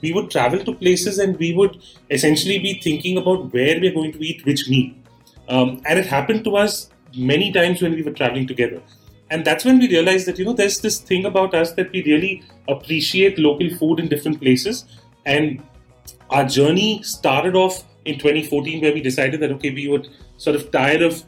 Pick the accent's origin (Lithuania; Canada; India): India; Bangalore, Karnataka; also born or lived in Delhi / Mumbai; I'm from Bangalore and, you know, born here, brought up here, done my schooling and all that here